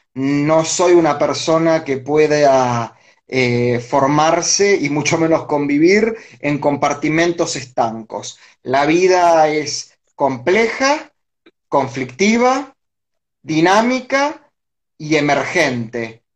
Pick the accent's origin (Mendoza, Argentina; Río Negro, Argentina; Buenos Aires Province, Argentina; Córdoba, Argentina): Buenos Aires Province, Argentina; Villa Domínico; yo me crié en Villa Domínico, en el partido de Avellaneda